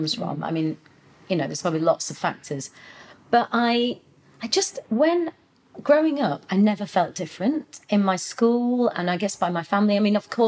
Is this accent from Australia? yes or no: no; Yorkshire and the Humber, United Kingdom; being a Punjabi woman growing up in Yorkshire in the 80s and 90s.